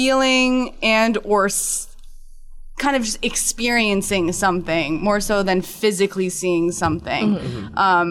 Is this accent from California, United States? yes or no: no; New Jersey, United States; now in New York, United States; born and raised in New Jersey, but currently live in New York.